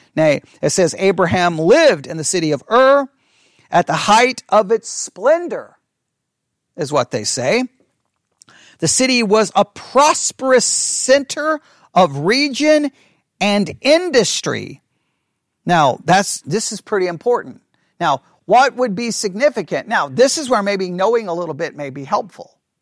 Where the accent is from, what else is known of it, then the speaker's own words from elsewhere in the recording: Texas, United States; I'm being from Texas